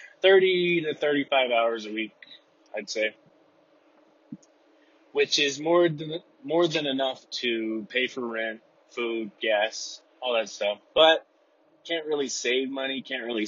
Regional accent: Texas, United States; now in Utah, United States; I'm from Texas

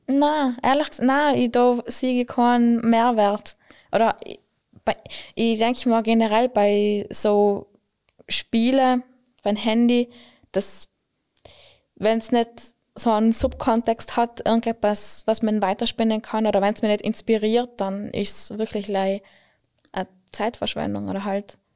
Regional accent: Klausen, Trentino-Alto Adige, Italy; ich bin, ich bin aus Klausen

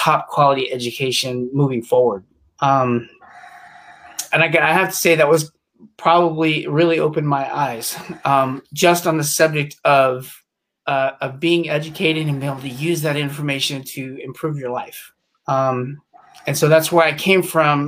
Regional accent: Reno, Nevada, United States; also born or lived in England / New Jersey / New Orleans / California; Then we moved up to Reno, Nevada, and that was around the age of four.

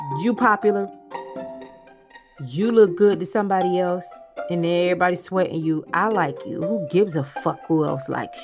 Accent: Miami, Florida, United States; moved away; I am from Miami

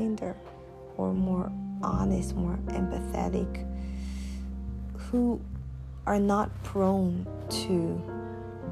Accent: Jamaica; moved away as an adult; also born or lived in China; my hometown, my home country

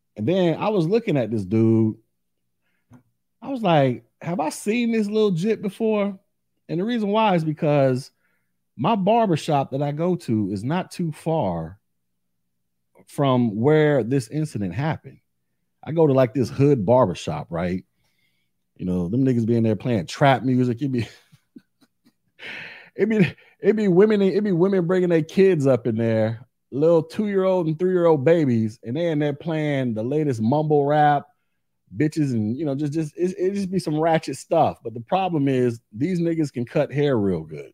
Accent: Orlando, Florida, United States; I'm from Orlando. Live here now

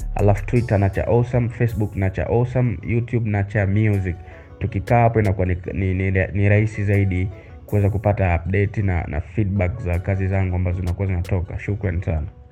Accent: Kahama, Shinyanga, Tanzania; now in Dar es Salaam, Tanzania; sehemu ambayo mimi natoka ni Kahama Nyasubi

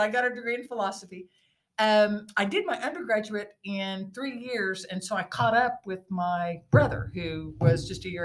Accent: Oklahoma City, Oklahoma, United States; moved away as an adult; now in Enid, United States; I was born and raised in Oklahoma City.

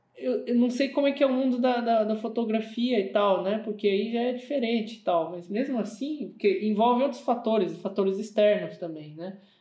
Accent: Brazil; moved away as an adult; now in Germany; aqui no Brasil

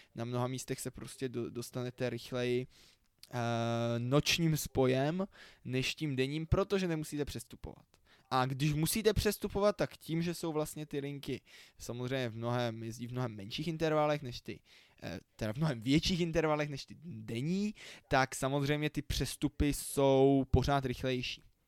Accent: Prague, Czechia; u nás v Praze

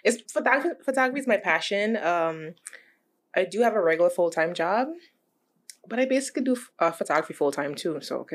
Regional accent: Guyana; now in New York, United States; I was born and raised in Guyana. I came to New York about 12 years ago. So I was pretty young.

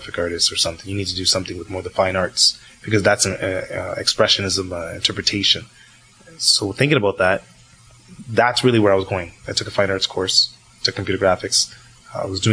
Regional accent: Toronto, Ontario, Canada; Born here in North York

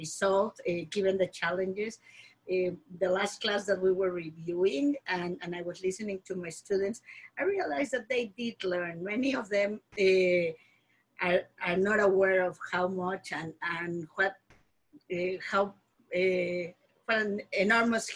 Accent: Mexico City, Mexico; moved away as an adult; now in Alaska, United States; I was born and raised in Mexico City

